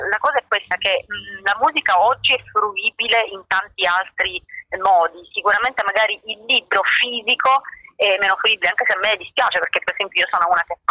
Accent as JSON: {"language": "Italian", "region": "Sicily", "country": "Italy"}